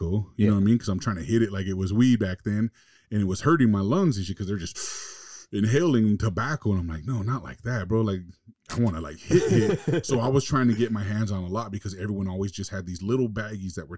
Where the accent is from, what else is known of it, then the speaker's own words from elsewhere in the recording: Los Angeles, California, United States; I was from LA, I was from West Coast, I was from the States